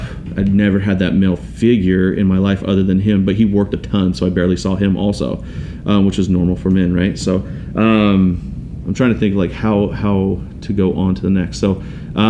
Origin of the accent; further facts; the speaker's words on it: Auburn, Washington, United States; also born or lived in Tacoma, Washington / Des Moines, Washington / Kent, Washington / Canada; I grew up in Auburn, Washington